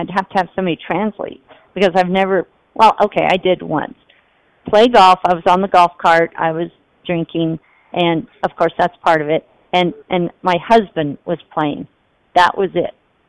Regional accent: Las Vegas, Nevada, United States; So I come from Las Vegas, 41 years. Heat, crowding, and I never went outside.

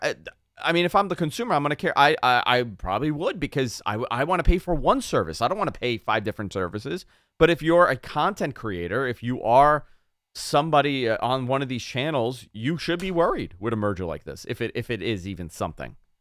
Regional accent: New York, United States; accent: New York; the New York comes out there

